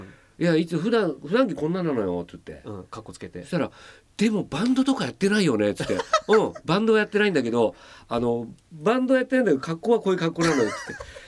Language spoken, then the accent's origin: Japanese; Chiba, Japan; 私も千葉ですから、出身が